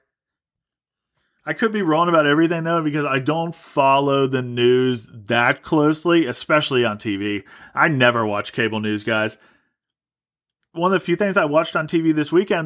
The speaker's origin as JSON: {"language": "English", "country": "United States", "said": "I'm an American."}